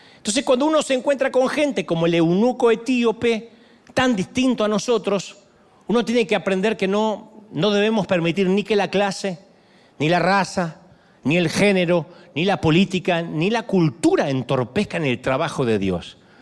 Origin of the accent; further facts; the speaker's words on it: Argentina; en Argentina, en mi país